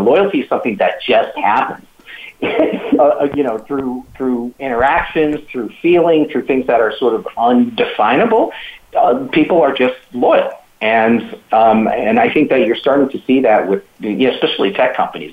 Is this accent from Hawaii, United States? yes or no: yes; Hawaii, United States; I'm from Hawaii, uh, and you know, uh, there's uh, it's a melting pot for Asian, you know, diversity